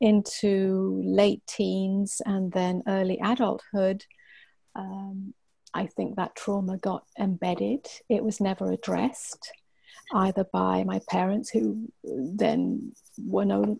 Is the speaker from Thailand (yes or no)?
no; England, United Kingdom; also born or lived in Cyprus; I lived on a small island in the Mediterranean for a couple of years, even though I was brought up in England